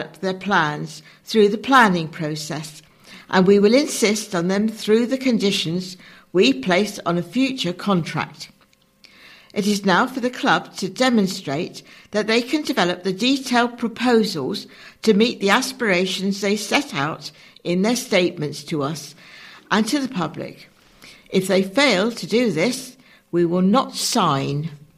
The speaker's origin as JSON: {"language": "English", "town": "Oxford", "region": "South East England", "country": "United Kingdom", "tie": "born or raised there", "said": "get back to the successes I remember growing up in Oxford in the 1980s."}